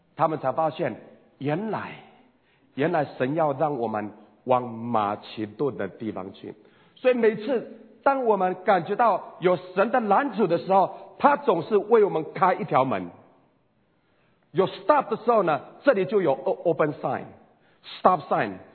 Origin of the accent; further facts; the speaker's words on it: Taiwan; 我是台湾的原住民布隆族